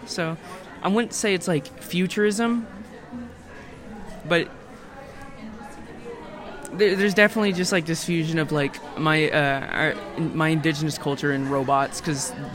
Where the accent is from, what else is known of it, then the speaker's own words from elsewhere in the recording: Tulsa, Oklahoma, United States; I'm from Tulsa, Oklahoma, but born here